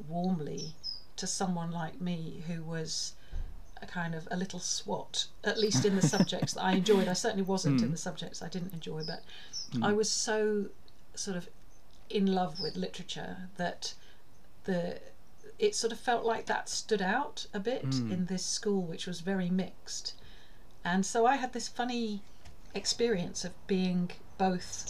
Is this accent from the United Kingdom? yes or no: yes; Sutton Coldfield, West Midlands, United Kingdom; where I grew up in Sutton Coldfield